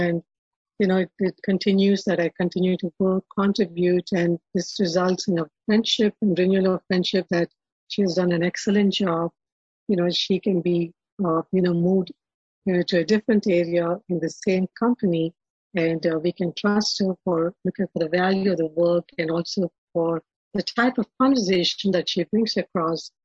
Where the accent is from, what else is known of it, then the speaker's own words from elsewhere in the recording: Hyderabad, Telangana, India; now in Atlanta, United States; I was born and brought up in India, uh, in a in a Brahmin family